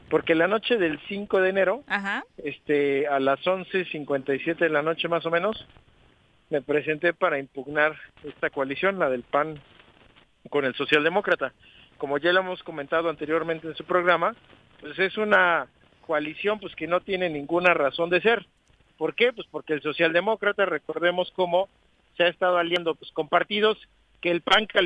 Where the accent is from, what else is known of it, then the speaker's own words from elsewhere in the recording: Lomas de Atzingo, Morelos, Mexico; Yo soy de Lomas de Atzingo.